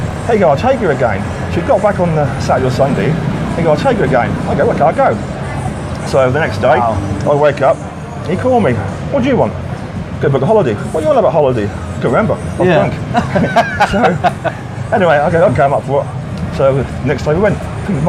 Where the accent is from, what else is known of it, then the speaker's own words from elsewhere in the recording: Beccles, East of England, United Kingdom; I'm from Beccles in Suffolk.